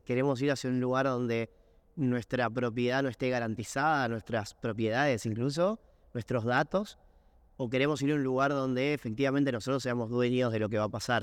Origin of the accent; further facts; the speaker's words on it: Buenos Aires, Argentina; soy de Barracas